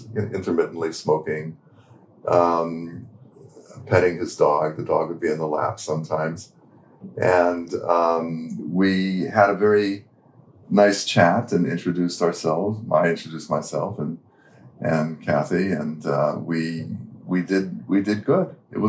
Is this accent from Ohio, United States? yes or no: no; Santa Fe, New Mexico, United States; moved away; also born or lived in Pune; Which is my native place. Your hometown. And, my hometown.